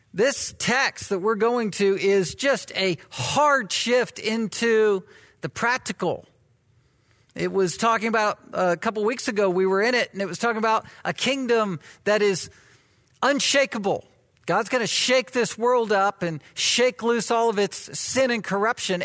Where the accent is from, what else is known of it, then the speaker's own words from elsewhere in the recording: the South, United States; moved away as an adult; I was from the South, am from the South